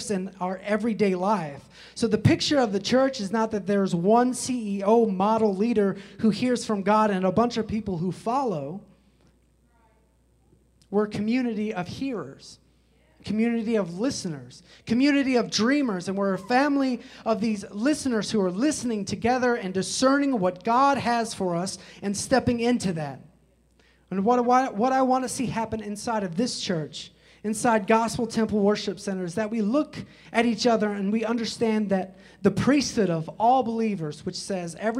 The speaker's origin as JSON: {"language": "English", "town": "Chicago", "region": "Illinois", "country": "United States", "tie": "born or raised there", "said": "I grew up in Chicago, especially during the 90s"}